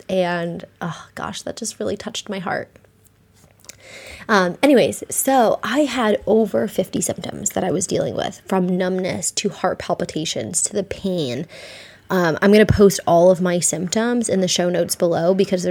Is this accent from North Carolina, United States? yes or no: no; near Lyme, Connecticut, United States; I grew up in Connecticut, near Lyme, Connecticut.